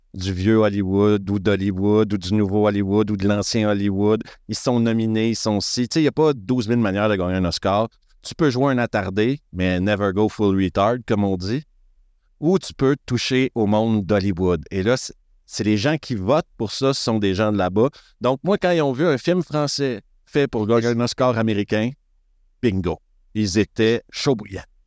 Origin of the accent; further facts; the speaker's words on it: Quebec, Canada; now in Switzerland; je suis un expatrié québécois qui habite en Suisse